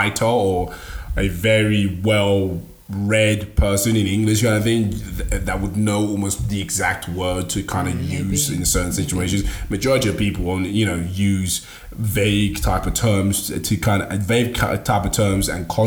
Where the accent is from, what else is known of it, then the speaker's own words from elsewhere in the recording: Nigeria; English is a second language; I'm Nigerian, so I spoke it. It wasn't my first language